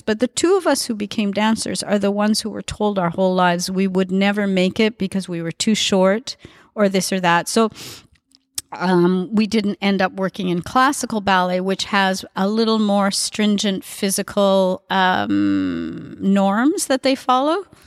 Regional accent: Edmonton, Alberta, Canada; now in Montreal, Canada; I grew up in Edmonton

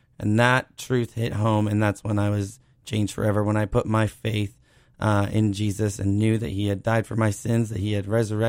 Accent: Cape Cod, Massachusetts, United States; So I'm from Cape Cod originally.

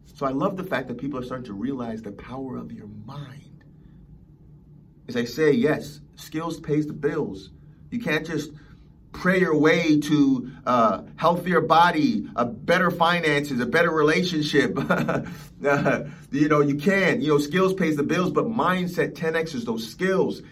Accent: Los Angeles, California, United States; growing up in Los Angeles.

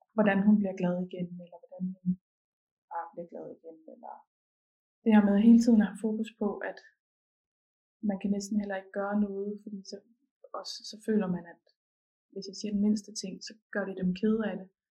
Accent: Ølgod, Southern Denmark, Denmark; also born or lived in Esbjerg; jeg er fra en by, der hedder Ølgod

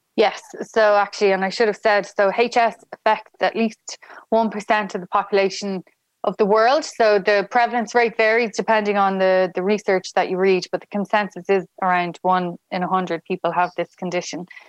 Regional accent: Dublin, Leinster, Ireland; moved away as an adult; now in Galway, Ireland; I'm from Dublin

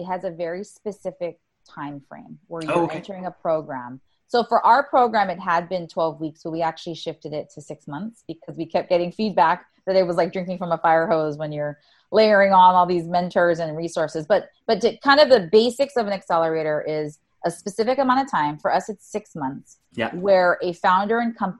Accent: Oahu, Hawaii, United States; moved away as an adult; also born or lived in Silicon Valley; I was born and raised on Oahu

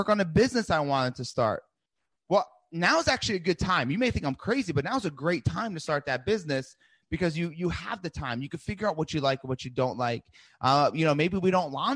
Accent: New Jersey, United States; I grew up in New Jersey

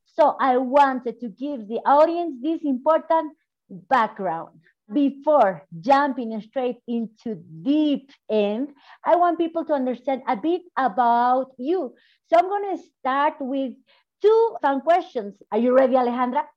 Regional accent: Bolivia; from Bolivia

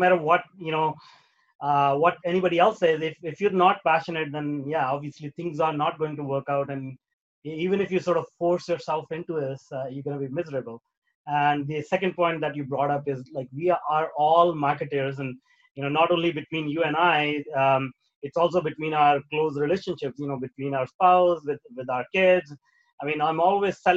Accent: India; moved away; as a kid, like, I grew up in India

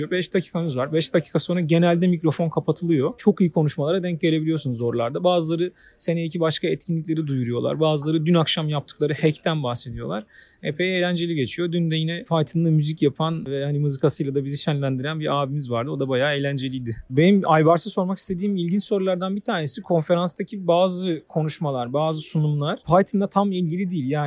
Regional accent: Turkey; Toplam 5 Türküz konferansta benim görebildiğim.

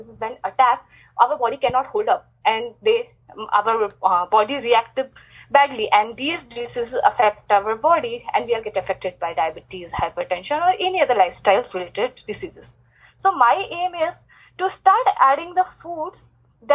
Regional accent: India; I'm from India

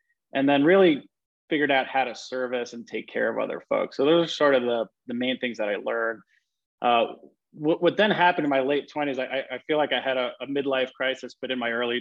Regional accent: New York City, New York, United States; growing up in Queens, New York

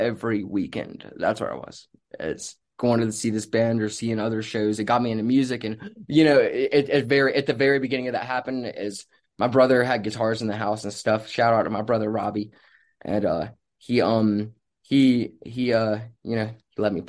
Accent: Rocky Point, North Carolina, United States; I grew up in Wilmington, North Carolina, or Rocky Point, like right outside of it

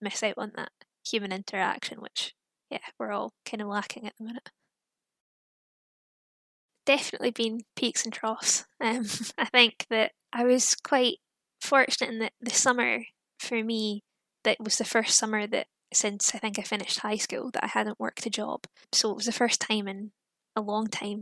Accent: Fife, Scotland, United Kingdom; moved away as an adult; now in Manchester, United Kingdom; I'm from Fife, so not too far from Edinburgh

